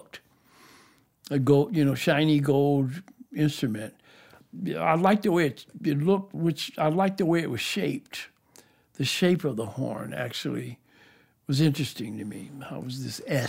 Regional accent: Detroit, Michigan, United States; also born or lived in Joplin, Missouri; After that, I moved to Detroit with my mom.

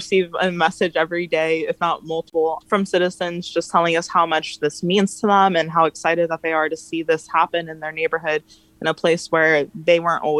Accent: Escondido, California, United States; Well, I grew up here in Escondido, and it definitely has always been very conservative.

